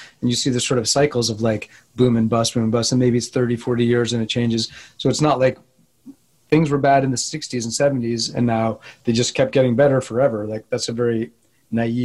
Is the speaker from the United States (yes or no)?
yes; New Jersey, United States; also born or lived in New York City; I grew up in New Jersey in a small town